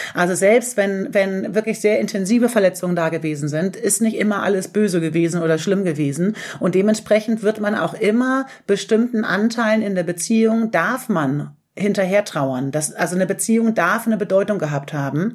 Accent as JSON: {"language": "German", "town": "Göttingen", "region": "Lower Saxony", "country": "Germany", "moved": "as an adult", "lives_now": "Hamburg, Germany", "said": "ich komme eigentlich aus Göttingen, aber bin äh, nach dem Abi nach Hamburg gezogen"}